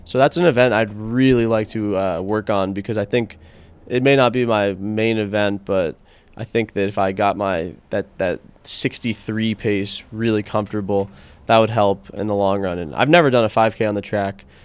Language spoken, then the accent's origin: English; Connecticut, United States; moved away as an adult; also born or lived in Washington, D.C.; now in Boulder, United States; I'm from Connecticut